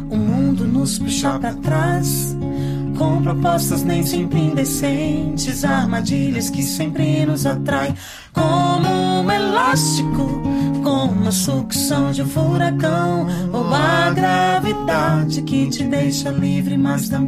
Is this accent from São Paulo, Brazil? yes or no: yes; Campinas, São Paulo, Brazil; Sou de Campinas, pastorei